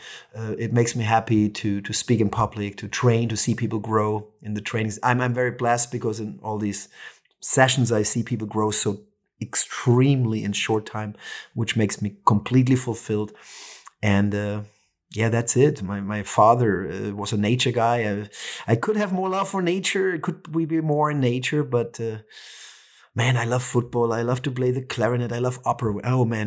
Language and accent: English; Franconia, northern Bavaria, Germany; now in Barcelona, Spain; I'm from Franconia, northern Bavaria, in the center of Europe